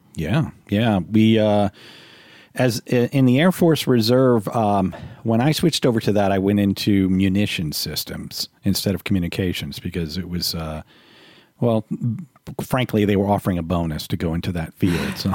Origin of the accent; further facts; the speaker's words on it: New Orleans, Louisiana, United States; moved away as an adult; I'm from New Orleans